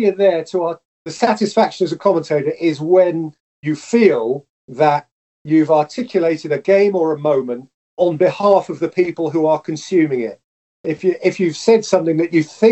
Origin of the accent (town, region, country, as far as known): England, United Kingdom